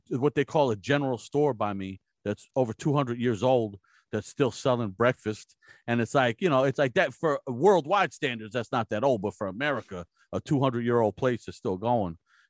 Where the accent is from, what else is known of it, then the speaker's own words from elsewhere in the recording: New Jersey, United States; I'm from New Jersey originally. I moved out here immediately.